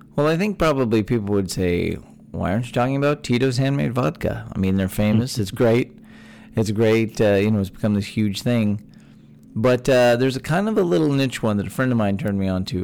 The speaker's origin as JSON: {"language": "English", "region": "Texas", "country": "United States", "tie": "born or raised there"}